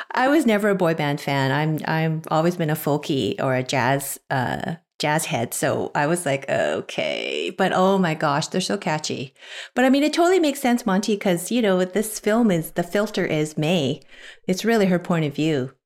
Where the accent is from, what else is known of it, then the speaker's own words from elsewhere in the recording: Canada; As a Canadian